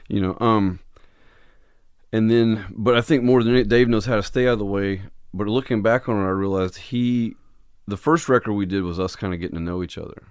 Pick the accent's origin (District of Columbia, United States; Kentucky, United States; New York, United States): Kentucky, United States; Jackson; moved away; Originally, I'm from a little town in southeast Kentucky